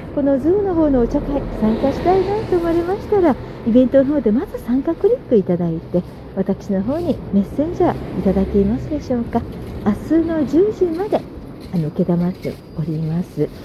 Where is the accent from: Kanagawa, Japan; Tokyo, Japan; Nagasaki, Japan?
Kanagawa, Japan; Sagamihara; 地元の相模原